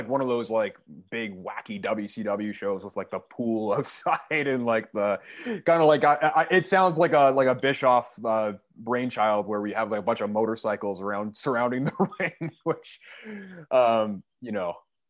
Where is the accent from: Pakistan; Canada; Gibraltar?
Canada; I am Canadian. I'm from